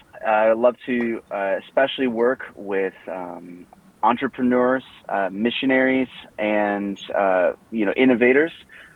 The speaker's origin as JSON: {"language": "English", "town": "Cedar Rapids", "region": "Iowa", "country": "United States", "moved": "yes", "lives_now": "Atlanta, United States", "said": "I'm originally from Cedar Rapids, Iowa. I now live in the Atlanta, Georgia area."}